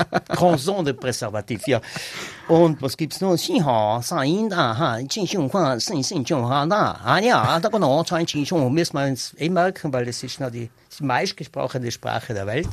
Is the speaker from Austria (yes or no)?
yes; North Tyrol, Austria; also born or lived in Styria / Ulten Valley, South Tyrol (family origin); Ich bin in Nordtirol aufgewachsen und äh, ich bin da daheim und ich, ich bin am liebsten da daheim